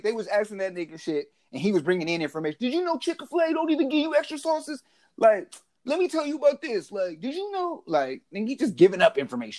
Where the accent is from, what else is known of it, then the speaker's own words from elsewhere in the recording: Mexico; born there; Well, I was born in Mexico.